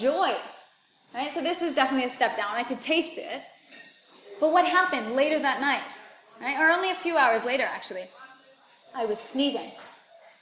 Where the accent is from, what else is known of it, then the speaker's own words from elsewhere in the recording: United States; moved away as an adult; where I grew up in the United States